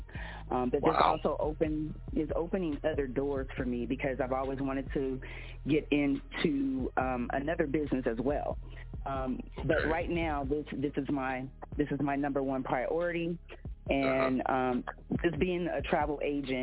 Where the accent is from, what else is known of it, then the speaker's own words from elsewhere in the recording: Compton, California, United States; now in Las Vegas, United States; I am born and raised in Compton, but I now reside in Las Vegas, which has been my second home.